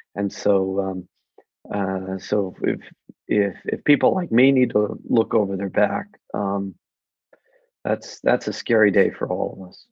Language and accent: English; United States; as an American